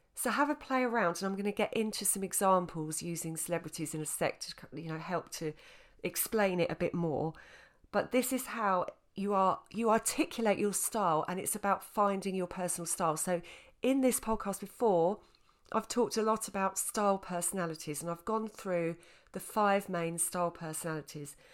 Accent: Essex, East of England, United Kingdom; I was from Essex. I'm still from Essex. At the time, I was living in Essex

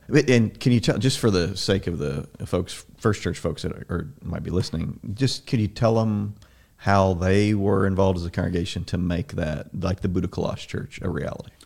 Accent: Southern Illinois, United States; I grew up in Southern Illinois.

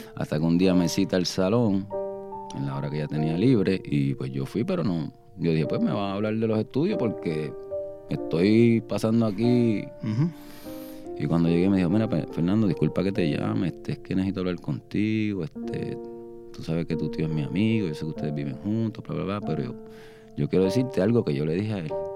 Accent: Guaynabo, Puerto Rico; Yo soy nacido y criado natural en Guaynabo

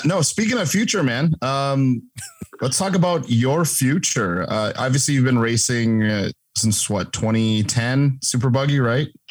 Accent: Crandon, Wisconsin, United States; I'm from Crandon

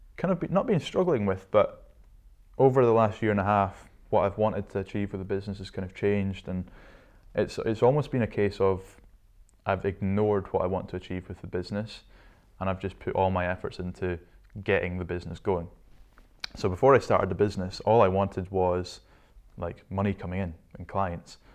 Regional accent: Shetland, Scotland, United Kingdom; moved away as an adult; also born or lived in Inverness; I was born in Inverness, lived there for the first six years of my life and then headed up to Shetland with dad's work and lived there from age six to 18.

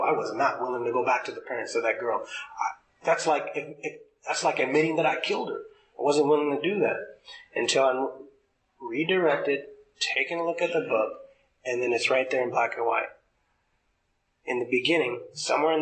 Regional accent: Los Angeles, California, United States; I grew up in Los Angeles

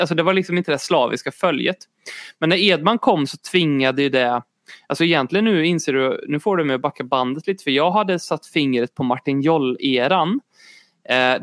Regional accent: Sweden; jag är också svensk

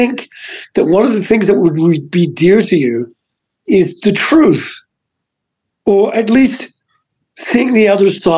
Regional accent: Adelaide, South Australia, Australia; moved away as an adult; now in United States; I was born in Australia, but, you know, like I've lived here my whole adult life

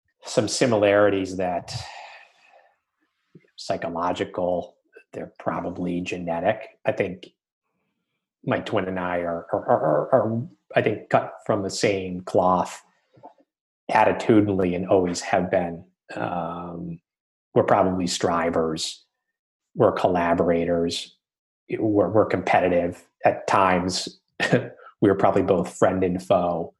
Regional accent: Massachusetts, United States; I grew up in Massachusetts

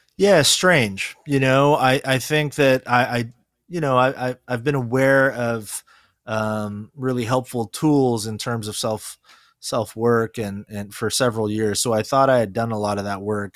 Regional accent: California, United States; first language Korean; English is a second language; also born or lived in Korea; I actually was born in Korea, uh, and moved here to, um, California when I was four.

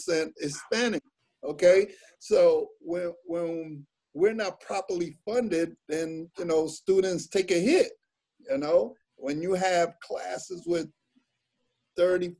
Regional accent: Jamaica; I'm Jamaican

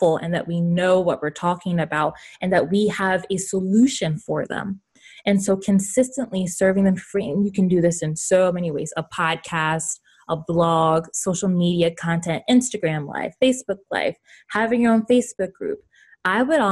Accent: the South, United States; I'm from the South, so I say y'all

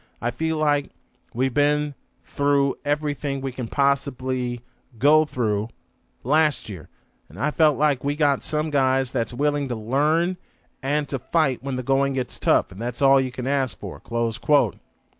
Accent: Chicago, Illinois, United States; my hometown of Chicago

